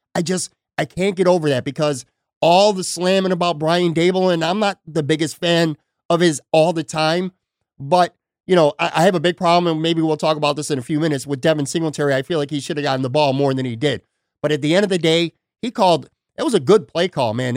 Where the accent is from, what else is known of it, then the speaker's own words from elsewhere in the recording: Buffalo, New York, United States; now in Florida, United States; I grew up in the West Side, Black Rock area, so I'm very familiar with Casey's Tavern